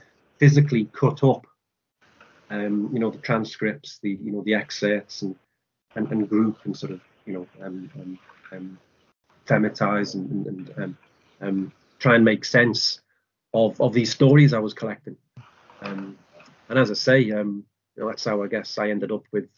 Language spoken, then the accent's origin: English; Liverpool, North West England, United Kingdom; moved away as an adult; also born or lived in France / St Andrews; now in Dundee, United Kingdom; I'm from Liverpool.